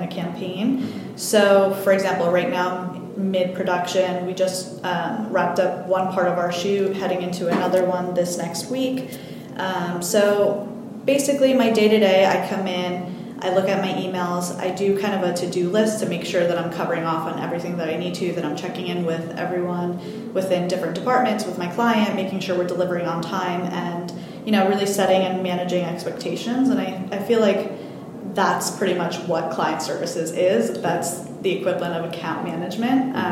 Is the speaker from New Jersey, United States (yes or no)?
yes; New Jersey, United States; moved away as an adult; also born or lived in California / West Virginia; I'm originally from New Jersey. My whole family was here. I grew up here.